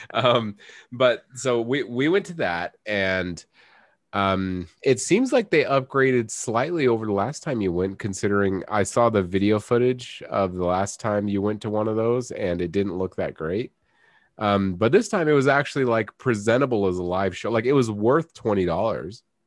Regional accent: United States; I'm an American.

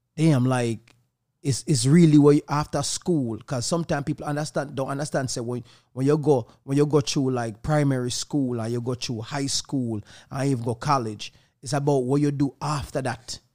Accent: Jamaica; Growing up in Jamaica

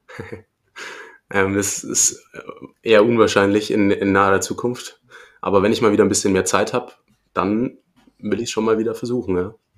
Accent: Erlangen, Bavaria, Germany; Ich komme aus Erlangen

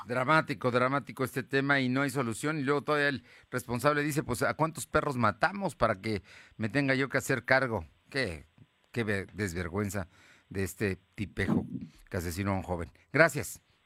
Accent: Mexico; somos mexicanos todos y aquí vivimos

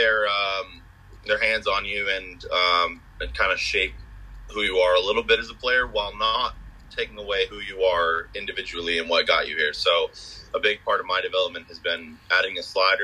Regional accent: Bangor, Maine, United States; I'm a local kid. I grew up in the Bangor, Maine area

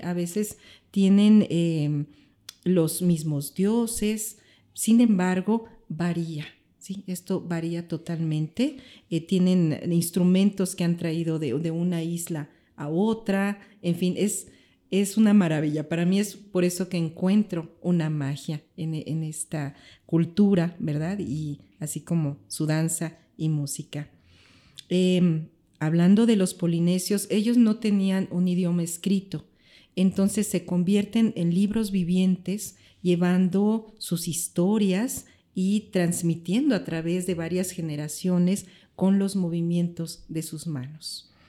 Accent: Mexico; soy mexicana

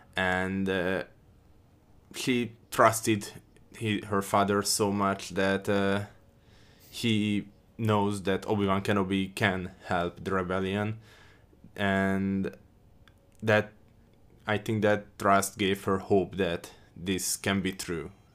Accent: Hungary; I'm from Hungary

